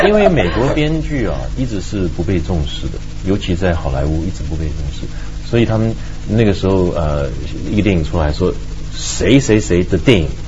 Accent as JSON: {"language": "Chinese", "country": "Taiwan", "said": "我觉得我们在台湾就生活很自在"}